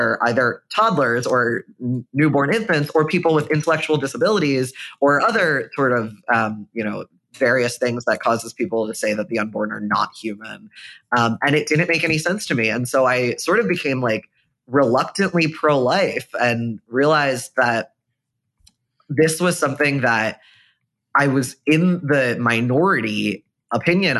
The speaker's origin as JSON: {"language": "English", "area": "right outside of Philadelphia", "region": "Pennsylvania", "country": "United States", "tie": "born or raised there", "said": "I grew up right outside of Philadelphia"}